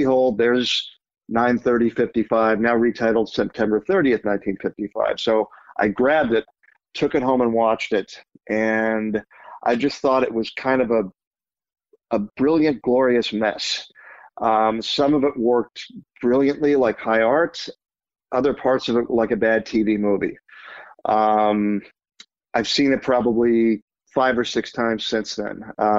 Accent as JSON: {"language": "English", "town": "Phoenix", "region": "Arizona", "country": "United States", "tie": "born or raised there", "said": "I grew up in Phoenix."}